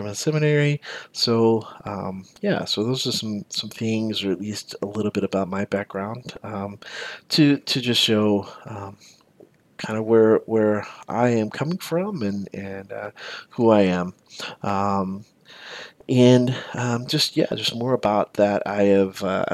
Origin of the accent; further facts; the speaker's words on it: the South, United States; I grew up in the South and I grew up as a Baptist